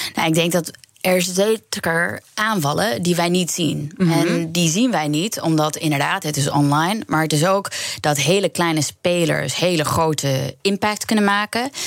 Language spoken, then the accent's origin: Dutch; New York, United States; moved away as an adult; also born or lived in Queens; now in Netherlands; ik ben opgegroeid in Amerika, pas naar Nederland gekomen toen ik 24 was